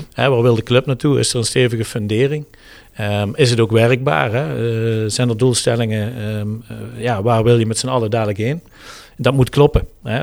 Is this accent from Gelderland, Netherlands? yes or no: no; Heerlen, Limburg, Netherlands; geboren en getogen in het Heerlense.